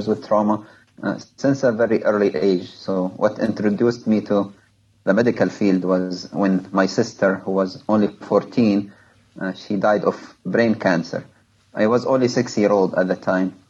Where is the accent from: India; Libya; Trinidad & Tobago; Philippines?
Libya; moved away as an adult; now in United States; my home country, Libya, went through a civil war in 2011